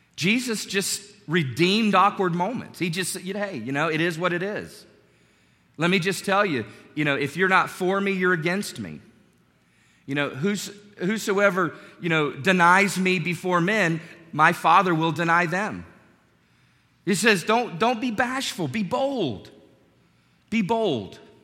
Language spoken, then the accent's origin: English; North Carolina, United States; My youth pastor growing up in North Carolina